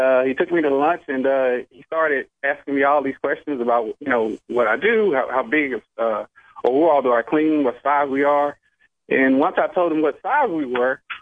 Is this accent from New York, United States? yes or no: no; Alabama, United States; I'm from Alabama